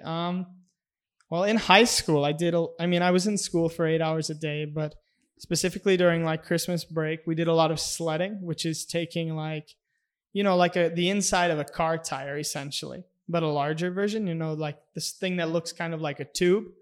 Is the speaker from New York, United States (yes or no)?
no; Minnesota, United States; moved away as an adult; also born or lived in Grand Forks, North Dakota; I'm from Minnesota, a small town in Minnesota with only three thousand people